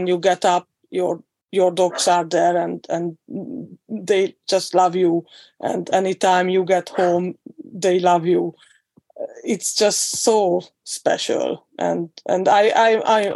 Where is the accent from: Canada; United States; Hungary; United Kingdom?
Hungary; I'm from Hungary.